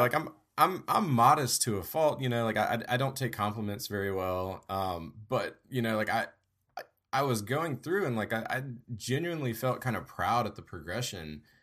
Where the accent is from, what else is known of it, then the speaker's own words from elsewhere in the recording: Louisiana, United States; moved away as an adult; now in Georgia, United States; I'm from Louisiana, and I kinda currently split time between Louisiana and Georgia